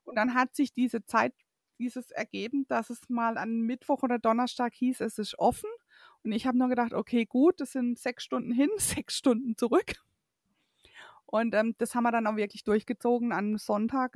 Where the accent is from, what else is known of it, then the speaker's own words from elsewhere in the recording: Waldkirch, Baden-Württemberg, Germany; dass ich eben aus dem Elstal komme